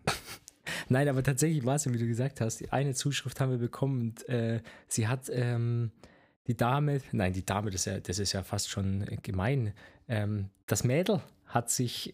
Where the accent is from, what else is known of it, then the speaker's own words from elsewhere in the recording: Bavaria, Germany; accent: Franconian; moved away as an adult; also born or lived in Erlangen; Ich bin in Bayern aufgewachsen seit meinem zweiten Lebensjahr ungefähr dort